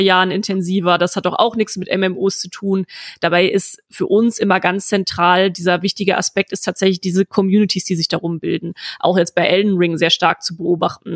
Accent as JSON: {"language": "German", "country": "Germany", "tie": "born or raised there", "said": "ich bin auf dem platten Land aufgewachsen"}